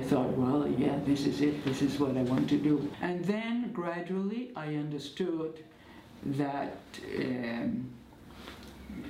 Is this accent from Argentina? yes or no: yes; Argentina; also born or lived in Belgium; I was born in Belgium, but as a toddler. I mean, or actually I was 4 years old when my parents decided to move to Argentina.